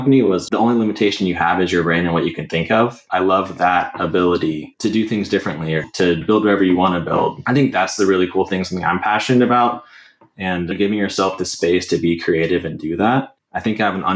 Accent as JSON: {"language": "English", "town": "Katy", "region": "Texas", "country": "United States", "tie": "born or raised there", "said": "I grew up in the Katy area"}